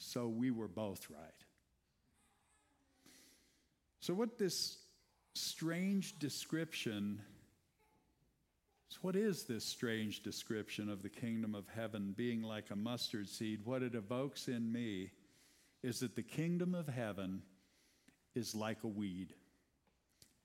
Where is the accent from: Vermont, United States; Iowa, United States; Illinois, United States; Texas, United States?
Iowa, United States; I grew up in Iowa.